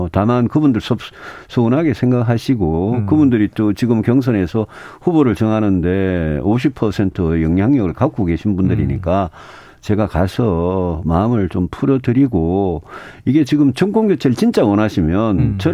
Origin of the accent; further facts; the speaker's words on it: Daegu, South Korea; 제가 대구에서 태어나고 대구에서 학교 다니고 대구에서 정치한 사람이고